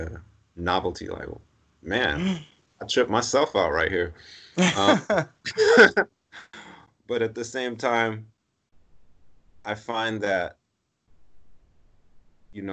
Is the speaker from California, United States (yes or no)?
yes; Los Angeles, California, United States; I'm from Los Angeles, Southern California. So I grew up in sunny, warm weather.